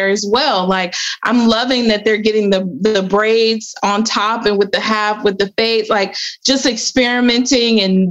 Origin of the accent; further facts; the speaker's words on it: Cleveland, Ohio, United States; I'm from Cleveland